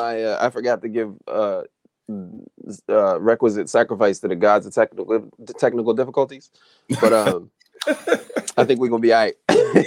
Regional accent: New Bern, North Carolina, United States; born there; Anyway, I was born in North Carolina and I was born in New Bern, North Carolina.

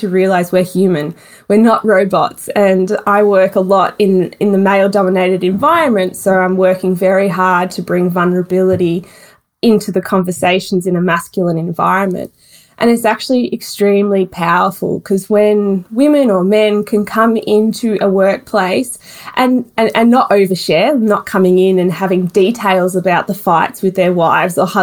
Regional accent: Melbourne, Victoria, Australia; Melbourne born and bred.

